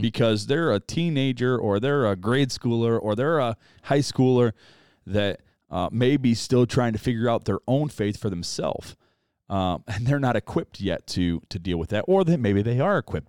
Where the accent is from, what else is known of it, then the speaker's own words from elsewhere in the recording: United States; as an American